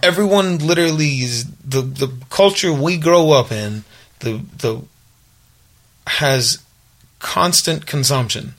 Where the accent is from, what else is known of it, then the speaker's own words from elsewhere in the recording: Little Rock, Arkansas, United States; also born or lived in Los Angeles, United States; now in Nashville, United States; Rock where I grew up